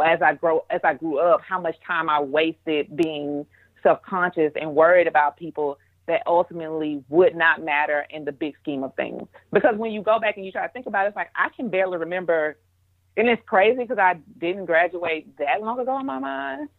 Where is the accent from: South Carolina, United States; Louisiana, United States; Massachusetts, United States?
Louisiana, United States; Monroe; being back home in Monroe